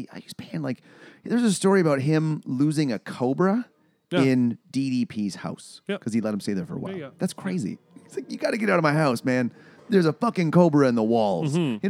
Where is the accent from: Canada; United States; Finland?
Canada; Brandon, Manitoba; moved away; also born or lived in Alberta; I went to a Monday Night Raw when I was 14. It was in Brandon, Manitoba, in my hometown.